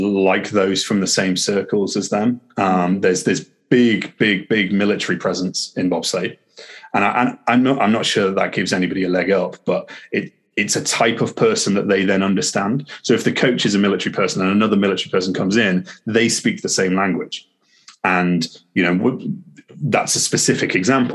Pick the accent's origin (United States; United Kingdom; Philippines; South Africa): United Kingdom; Harrogate, Yorkshire and the Humber; moved away as an adult; now in Loughborough, United Kingdom; I'm in Loughborough. I grew up in Harrogate.